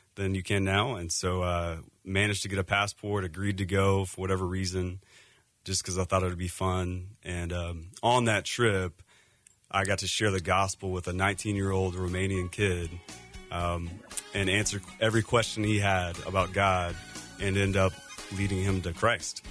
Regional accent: Texas, United States; also born or lived in Seattle area; now in Phoenix, United States; we're actually from Texas. Grew up in Texas

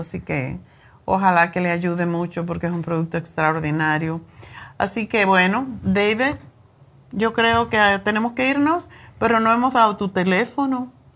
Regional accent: Cuba; moved away; cuando era niña eh, en Cuba

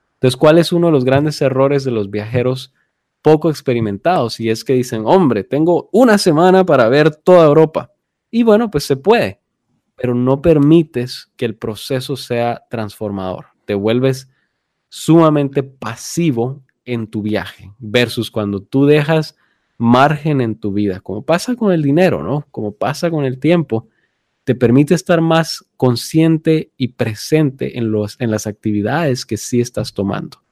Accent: Guatemala; now in United States; nosotros crecimos, nacimos y estuvimos en Guatemala

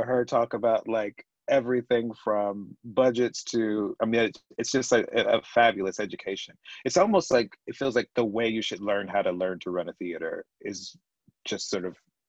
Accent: the South, United States; So I'm from the South, Morgan is from the Bay Area.

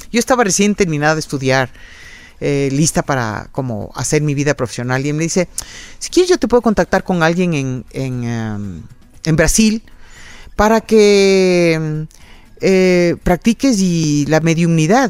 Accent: Quito, Pichincha, Ecuador; Yo nací aquí en Quito

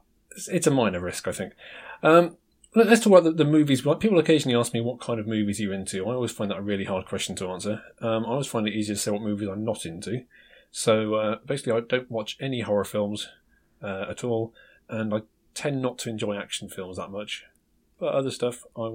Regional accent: United Kingdom; I'm British

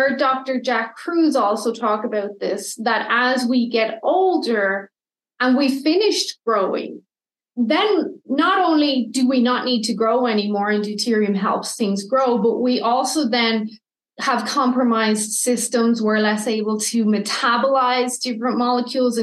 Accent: Ireland; now in Canada; I'm Irish

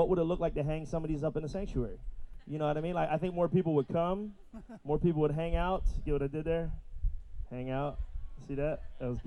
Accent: Philadelphia, Pennsylvania, United States; I'm from Philadelphia. For those who might not know, I pastor a really small but really fantastic church back in Philly

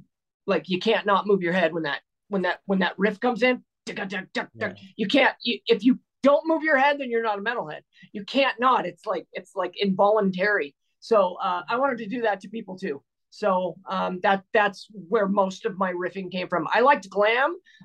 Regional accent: California, United States; And I came from the Bay Area.

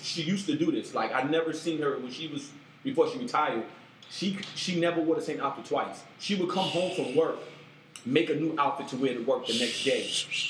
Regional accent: New York City, New York, United States; moved away as an adult; also born or lived in Queens, New York; now in San Francisco Bay Area, United States; I'm from East New York.

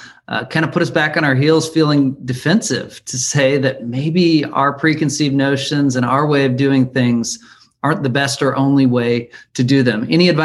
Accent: United States; we as American Christians

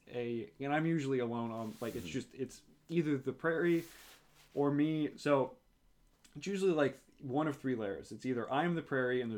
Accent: New Orleans, Louisiana, United States; moved away as an adult; growing up in New Orleans, I never really felt connected to the city

